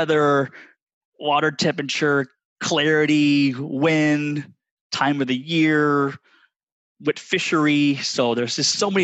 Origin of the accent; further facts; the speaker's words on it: Redondo Beach, California, United States; moved away as an adult; now in Texas, United States; my father used to take me to the local pier in Redondo Beach, California